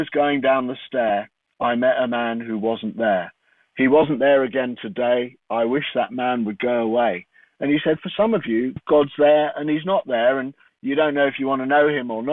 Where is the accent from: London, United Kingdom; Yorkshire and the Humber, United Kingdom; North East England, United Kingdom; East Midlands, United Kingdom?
London, United Kingdom; I grew up in London